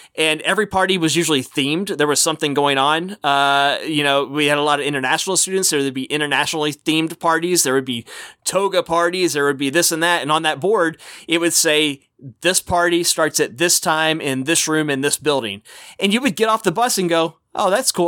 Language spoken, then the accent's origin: English; Texas, United States; as a kid growing up in Texas